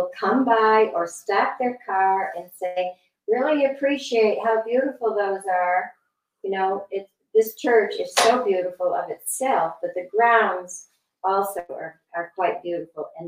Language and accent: English; Bristol, Connecticut, United States; I was raised in Bristol, Connecticut